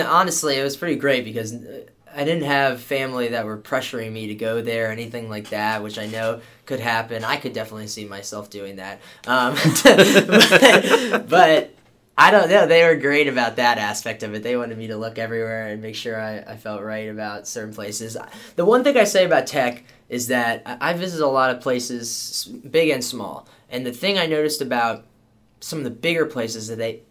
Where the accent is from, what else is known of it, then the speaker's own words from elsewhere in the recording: Herndon, Virginia, United States; moved away as an adult; also born or lived in Blacksburg, Virginia; now in Pensacola, United States; I'm from Herndon